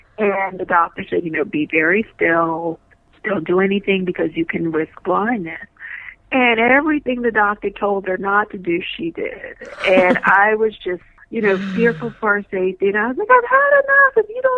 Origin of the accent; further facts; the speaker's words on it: New Orleans, Louisiana, United States; I remember telling the therapist, we came from New Orleans.